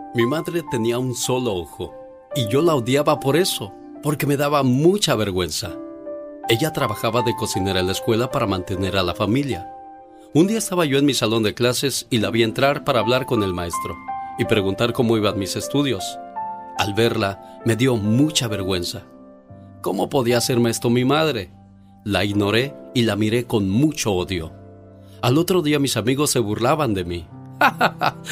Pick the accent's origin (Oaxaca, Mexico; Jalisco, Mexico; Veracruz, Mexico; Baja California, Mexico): Jalisco, Mexico; Villa Hidalgo; now in California, United States; un día salí de Villa Hidalgo, Jalisco pero Villa Hidalgo, Jalisco nunca salió de mí.